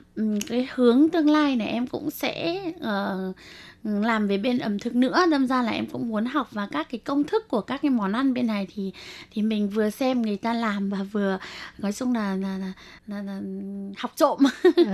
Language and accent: Vietnamese; Vietnam; moved away as an adult; now in Taiwan